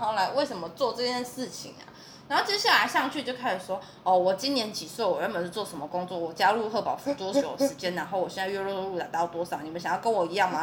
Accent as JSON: {"language": "Chinese", "region": "southern Taiwan", "country": "Taiwan", "said": "我们南部人会一餐要一百块，就觉得有那么一点贵"}